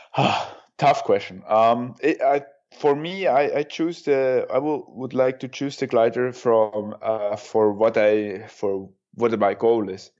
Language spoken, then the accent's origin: English; Kandersteg, Bern, Switzerland; Kandersteg, my hometown